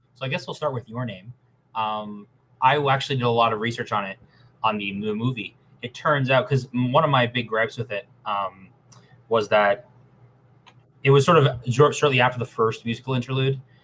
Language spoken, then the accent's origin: English; Canada; I'm Canadian. We're living on stolen land